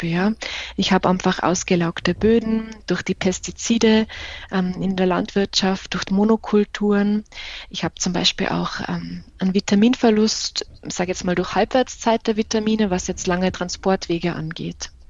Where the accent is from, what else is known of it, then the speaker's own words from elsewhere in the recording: Tyrol, Austria; Ich komme ursprünglich aus äh, dem schönen Tirol. Ich bin da in der Nähe von Innsbruck aufgewachsen